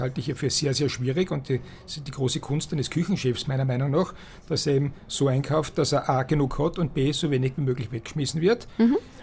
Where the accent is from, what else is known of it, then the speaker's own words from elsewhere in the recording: Styria, Austria; bei uns in der Steiermark sagt man Nudelwolker